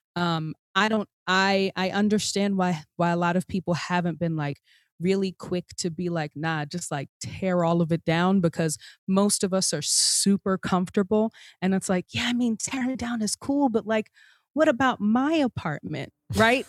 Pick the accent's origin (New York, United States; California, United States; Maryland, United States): New York, United States; Long Island; I grew up on Long Island, um, a suburb